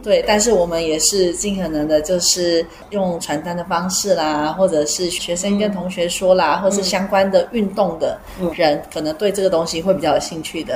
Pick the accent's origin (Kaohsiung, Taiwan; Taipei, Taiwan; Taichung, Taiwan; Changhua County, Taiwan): Taichung, Taiwan; 在中部自己在我们的家乡